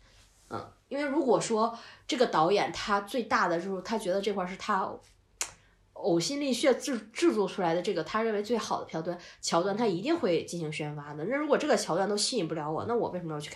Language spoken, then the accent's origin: Chinese; Northeast China, China; 虽然我是东北人，但是我真的不喜欢二人转，我也不喜欢东北喊麦